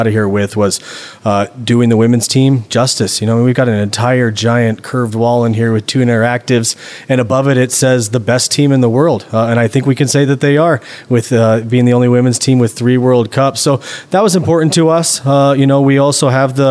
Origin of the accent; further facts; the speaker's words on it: Nebraska, United States; moved away as an adult; I'm from Nebraska, played in high school, college